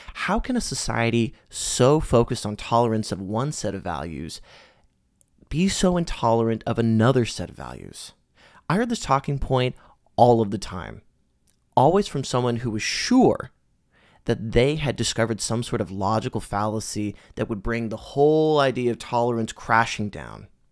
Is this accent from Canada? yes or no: yes; Canada; As a Canadian, I've had the privilege of growing up in a society that has increasingly become more progressive and accepting